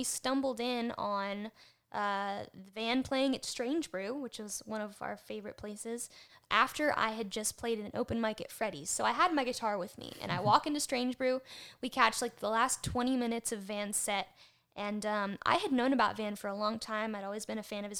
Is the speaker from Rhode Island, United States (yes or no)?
no; Baton Rouge, Louisiana, United States; moved away; also born or lived in Mississippi; I'm from Baton Rouge, but I lived in Mississippi for a long time